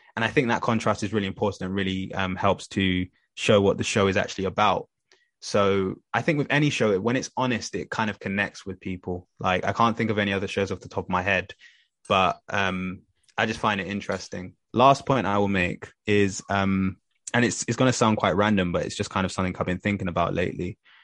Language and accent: English; London, United Kingdom; I grew up in Tottenham. I first started off in Tottenham